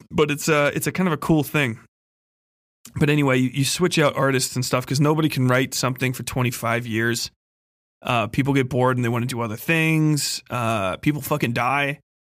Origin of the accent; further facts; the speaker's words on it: Midwest, United States; I'm from the fucking Midwest